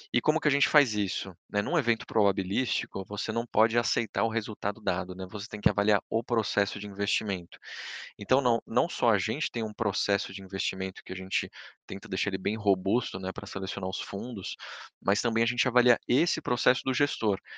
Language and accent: Portuguese; Brazil; a gente, como brasileiro